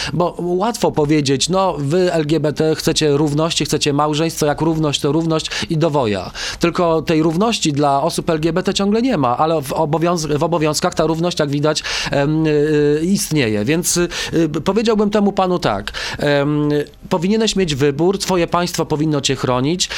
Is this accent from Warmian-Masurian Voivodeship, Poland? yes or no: no; Stalowa Wola, Subcarpathian Voivodeship, Poland; ja urodziłem się w Stalowej Woli na Podkarpaciu